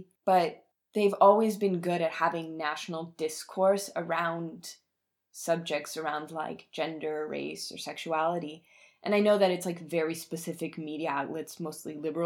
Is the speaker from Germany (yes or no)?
yes; Bavaria, Germany; I'm from Bavaria